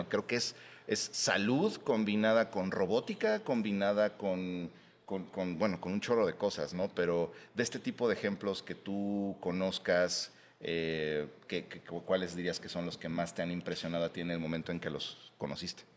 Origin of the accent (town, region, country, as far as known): Mexico